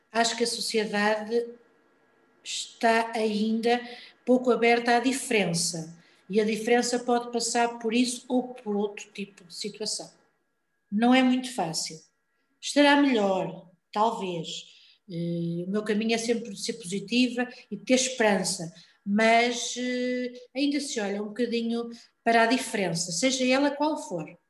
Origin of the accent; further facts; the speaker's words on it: Lisbon, Portugal; now in Ponte de Lima, Portugal; Nasci em Lisboa, por um acaso, porque os meus pais